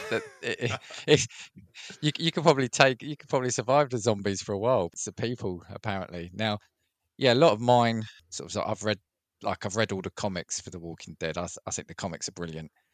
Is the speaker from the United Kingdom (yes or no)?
yes; United Kingdom; as a Brit